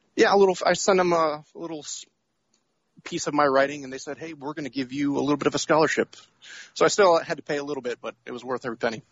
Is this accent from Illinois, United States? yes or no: no; Atlanta, Georgia, United States; I'm from Atlanta, Georgia, but right now I am in Cape Cod, Massachusetts.